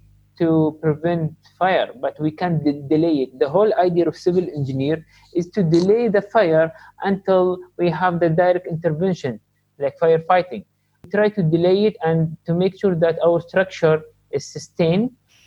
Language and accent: English; Sharjah, United Arab Emirates; I'm from Sharjah